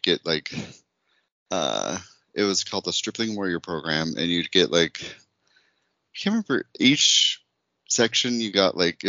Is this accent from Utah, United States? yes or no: yes; Utah, United States; I grew up in Utah